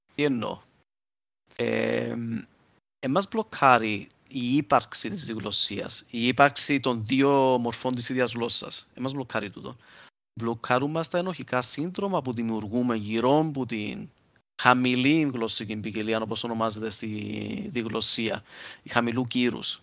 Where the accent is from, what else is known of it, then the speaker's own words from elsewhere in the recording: Cyprus; accent: Cypriot; να μιλούσα Κυπριακά στο σχολείο